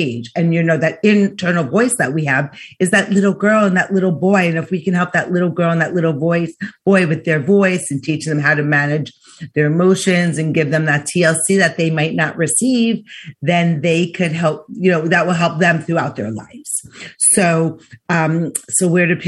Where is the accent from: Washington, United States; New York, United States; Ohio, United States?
New York, United States; I'm from New York